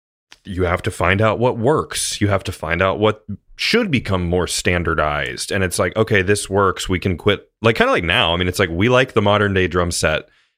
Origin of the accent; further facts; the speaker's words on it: United States; But like maybe that's just because we see that the most as like American guys. Obviously you're in Boston, I'm in Cincinnati